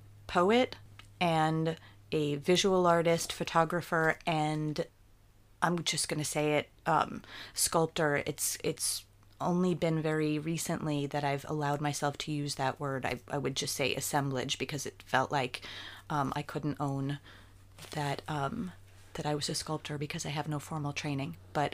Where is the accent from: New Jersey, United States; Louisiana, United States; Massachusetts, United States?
New Jersey, United States; In New Jersey. So New Jersey, okay. I was born in New Jersey, and central New Jersey.